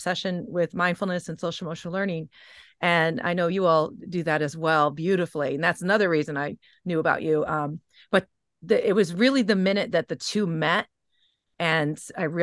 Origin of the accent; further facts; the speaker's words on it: New England, United States; also born or lived in Kansas City, Missouri; I'm from New England